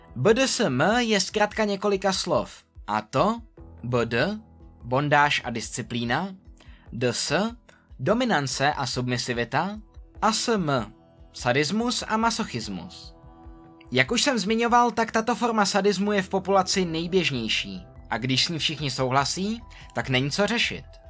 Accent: Czechia; U nás v Čechách

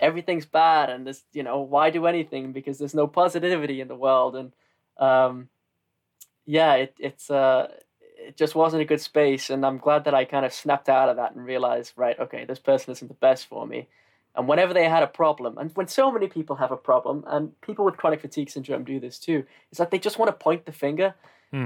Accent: the north of England, United Kingdom; accent: northern; moved away as an adult; also born or lived in Austria; I'm from the north and that my accent isn't exactly the most classic.

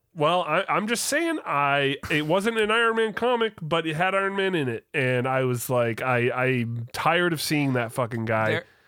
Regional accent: Canada; I'm Canadian

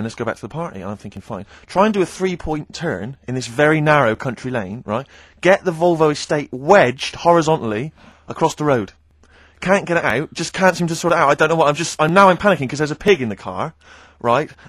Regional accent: West Country, South West England, United Kingdom; I come from the West Country, obviously, there's quite a lot of windy lanes

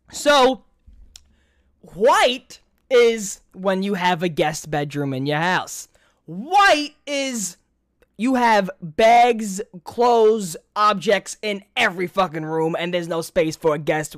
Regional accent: New York, United States; accent: New York; I'm from New York

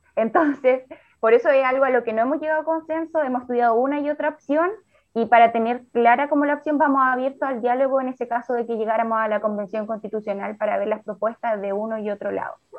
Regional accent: Chile; como sociedad chilena

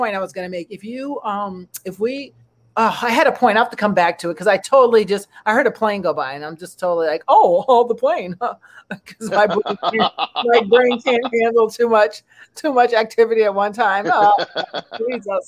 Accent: United States; an American woman.

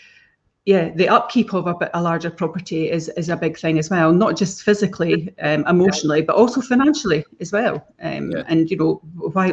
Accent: Fife, Scotland, United Kingdom; moved away as an adult; we came back to Fife and we came back to this area, which is where we both grew up. Billy grew up in the Burscreen. I grew up in Mount Fleury

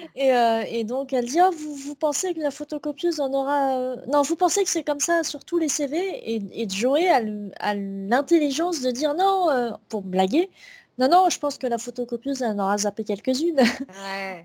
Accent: France; nous, en tant que Français

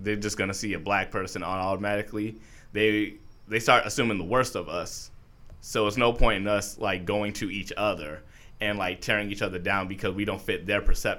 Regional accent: New York, United States; moved away; I'm originally from New York

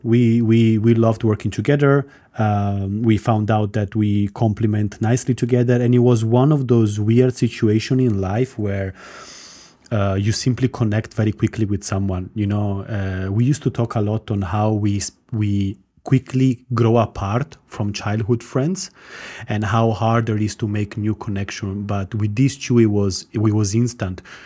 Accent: Italy; moved away as an adult; also born or lived in Armenia / London; now in Cyprus; I was born in Armenia. My mom is Estonian. I grew up in Italy, done my career in London, and now I'm in sunny Cyprus

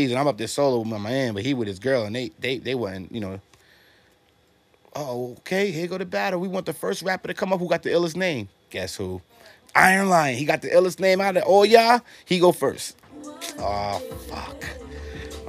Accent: New York, United States; moved away; also born or lived in Atlanta, Georgia; I was raised in New York, then we left and went down south

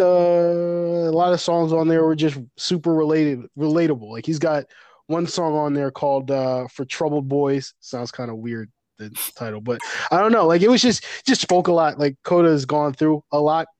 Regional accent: New York, United States; I'm from New York

